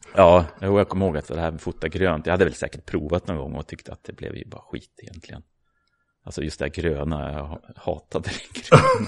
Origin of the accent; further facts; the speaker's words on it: Uppsala, Uppsala County, Sweden; jag är ju uppvuxen här i Uppsala, eller utanför